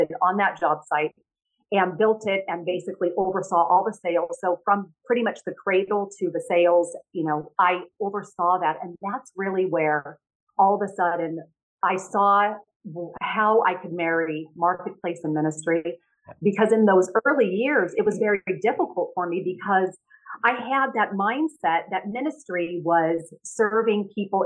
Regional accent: California, United States; moved away as an adult; also born or lived in New York; I went back to California

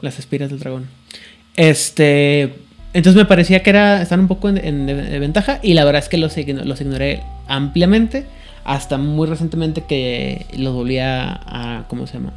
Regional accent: Mexico; soy mexicano

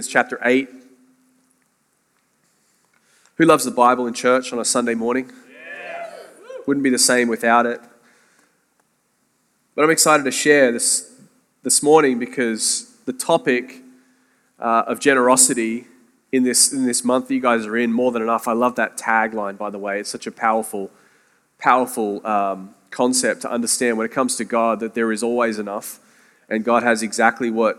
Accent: Sydney, New South Wales, Australia; moved away as an adult; now in St. Augustine, United States; Sydney, Australia is where I'm from, but via St. Augustine, Florida

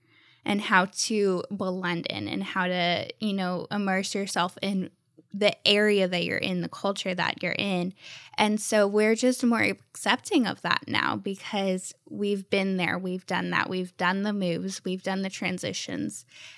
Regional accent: Ohio, United States; born there; also born or lived in Texas / Florida; I lived in Texas and I live now in Florida, and I was born in Ohio.

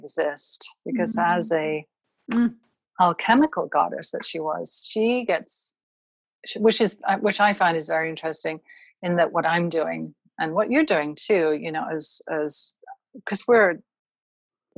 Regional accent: United Kingdom; now in United States; I'm originally from the United Kingdom

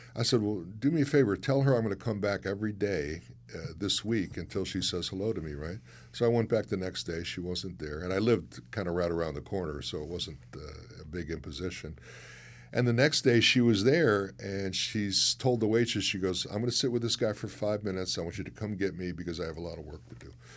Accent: Chicago, Illinois, United States; moved away; I'm from Chicago

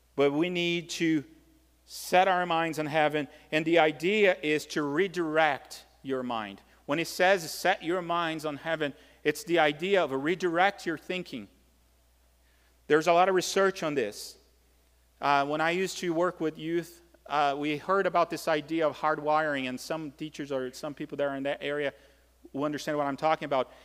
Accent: Brazil; moved away; growing up in Brazil

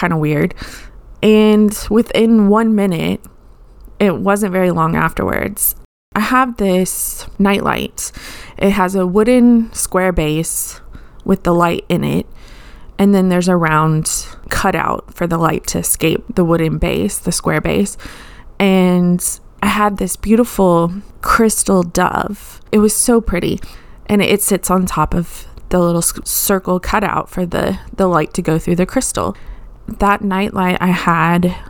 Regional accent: Austin, Texas, United States; I lived in Austin, Texas. I'm from Austin

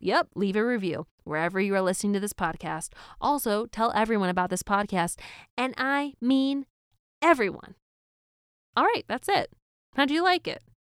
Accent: East Coast, United States; Growing up on the East Coast, I never went to Disneyland

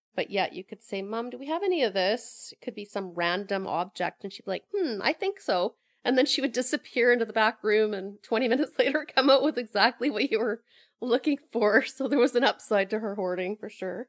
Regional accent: Sooke, British Columbia, Canada; moved away as an adult; also born or lived in Alberta / Victoria; now in Pender Island, Canada; I grew up in Sioux, went to school there, went to high school there

